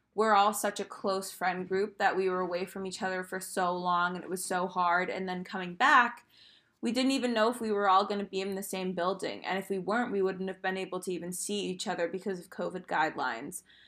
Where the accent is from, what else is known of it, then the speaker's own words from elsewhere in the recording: Maine, United States; moved away as an adult; I'm from Maine and I could have easily stayed in Maine